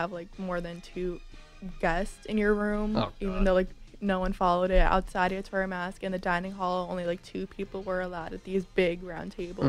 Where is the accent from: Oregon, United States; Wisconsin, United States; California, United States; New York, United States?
New York, United States; Westchester; I'm from Westchester.